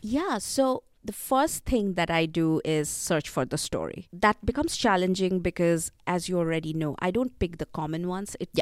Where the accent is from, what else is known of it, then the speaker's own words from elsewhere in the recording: India; growing up in India, folk tales have always been part of my life